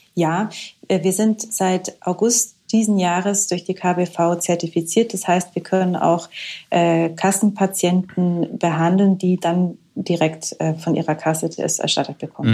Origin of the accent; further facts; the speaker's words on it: Germany; bei uns in Deutschland